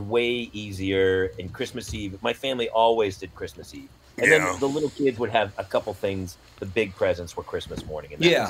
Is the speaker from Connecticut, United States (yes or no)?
no; New Hampshire, United States; I grew up in New Hampshire. There's a reason I live here.